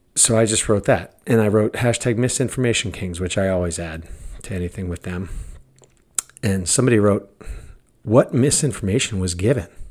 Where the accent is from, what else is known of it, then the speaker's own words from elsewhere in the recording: United States; I'm American.